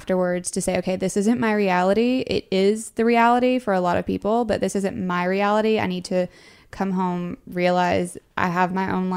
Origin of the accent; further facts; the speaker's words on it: North Carolina, United States; moved away as an adult; now in Atlanta, United States; I'm from North Carolina originally. I've been living in Atlanta for the last 6-7 months